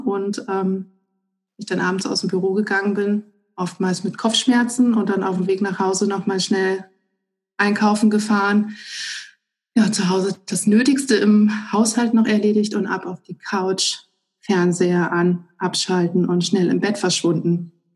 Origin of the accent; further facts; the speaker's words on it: Northern Hesse, Germany; wir kommen aus Nordhessen